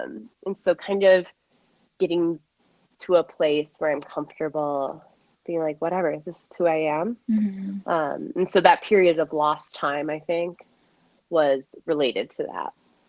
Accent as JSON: {"language": "English", "region": "Midwest", "country": "United States", "said": "Again, I'm from the Midwest. My parents still go to a Christian church."}